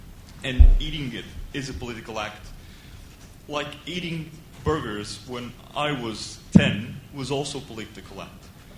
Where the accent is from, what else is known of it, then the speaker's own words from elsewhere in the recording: Portugal; moved away; in Portugal, where I come from